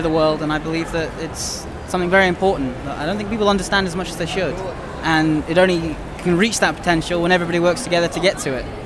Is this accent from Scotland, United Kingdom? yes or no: yes; Scotland, United Kingdom; Dumfries and Galloway.